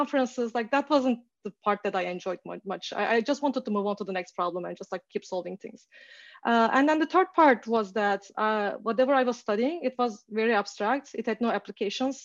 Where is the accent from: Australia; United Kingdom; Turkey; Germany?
Turkey; moved away as an adult; also born or lived in Canada / Toronto; now in Seattle, United States; So I am originally from Turkey and I did my bachelor's in math in Turkey